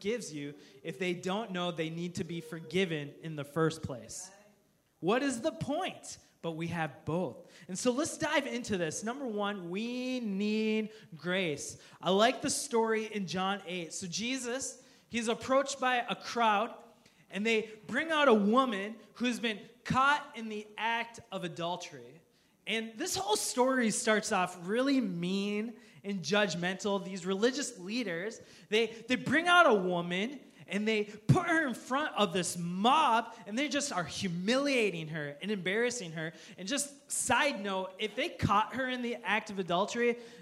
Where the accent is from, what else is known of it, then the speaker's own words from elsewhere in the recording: United States; as American Christians